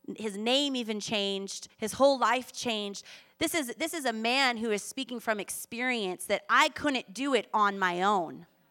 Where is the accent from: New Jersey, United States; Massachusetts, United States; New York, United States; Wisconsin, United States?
Massachusetts, United States; Boston; also born or lived in Australia / Manhattan Beach, California; now in Culver City, United States; I grew up on the East Coast in Boston